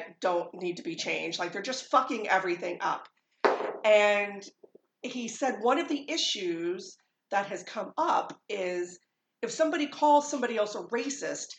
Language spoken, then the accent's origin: English; New Jersey, United States; What am I, a New Jerseyan?